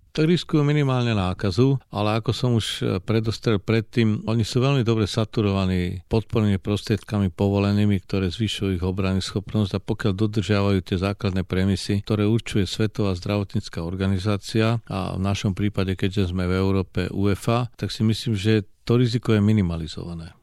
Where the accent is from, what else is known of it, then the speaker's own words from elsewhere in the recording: Slovakia; akí sme my Slováci